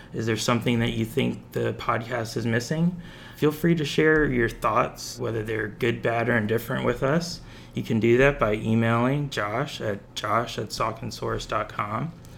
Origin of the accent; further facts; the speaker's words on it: Bethlehem, Pennsylvania, United States; I grew up in Bethlehem